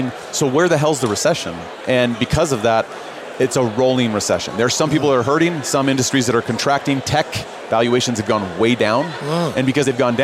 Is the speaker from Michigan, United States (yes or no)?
no; Chicago, Illinois, United States; now in Utah, United States; I live here in Utah, born and raised in Chicago